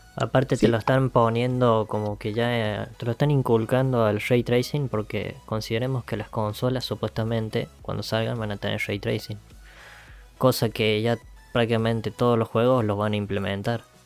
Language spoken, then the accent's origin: Spanish; Argentina; somos de Argentina